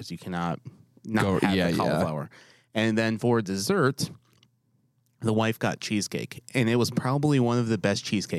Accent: New York, United States; moved away; I'm from New York.

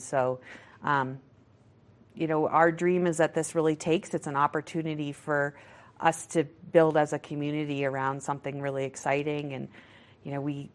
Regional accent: Maine, United States; now in Vail Valley, Colorado, United States; I'm from Maine, so my godsons are back there

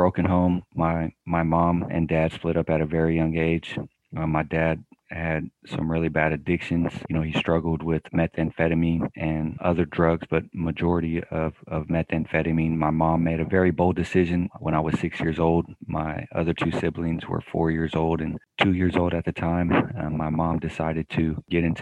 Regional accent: Sacramento, California, United States; I am born and raised in Sacramento, California.

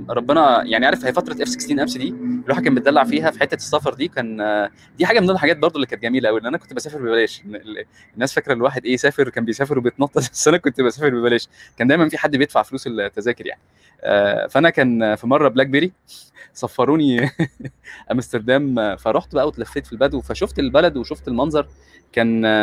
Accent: Egypt; احنا كمصريين فكره ذاكره المكان دي بتتمسح بالكباري

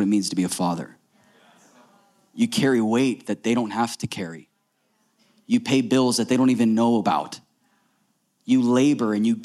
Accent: Florida, United States; we grew up in Florida, so we had never seen snow.

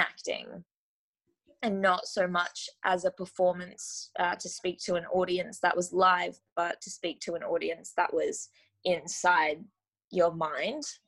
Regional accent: Gold Coast, Queensland, Australia; I grew up on the Gold Coast in Australia

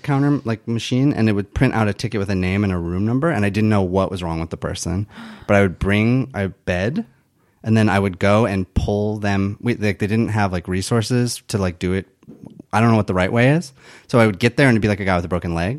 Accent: Michigan, United States; moved away; I grew up in Michigan

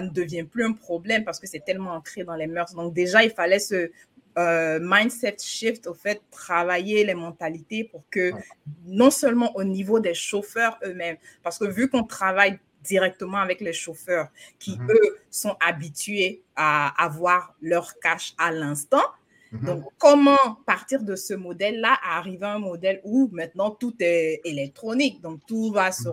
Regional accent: Côte d’Ivoire; now in United States; chez nous, en Côte d'Ivoire

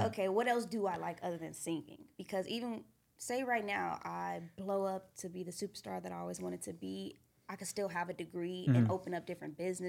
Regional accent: Redondo Beach, California, United States; also born or lived in Duarte, California; I was born out there, and then when I was about like 5, I moved out here. And I grew up in this neighborhood, Redondo, where I stay now.

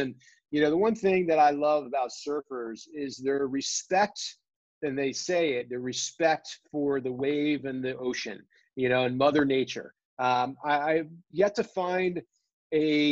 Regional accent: New Jersey, United States; I grew up surfing in New Jersey

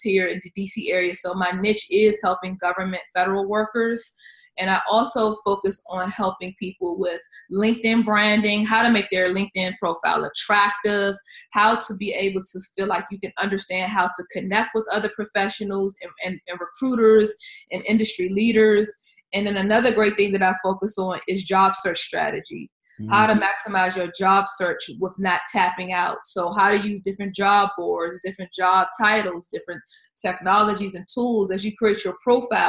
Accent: Washington, District of Columbia, United States; I am from the Washington, D.C. area

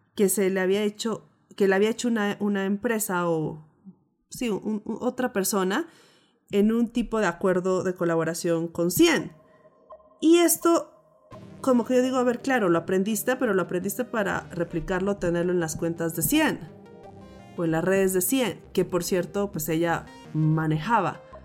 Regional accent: Pasto, Nariño, Colombia; crecí en Pasto, donde la cultura es muy desconfiada.

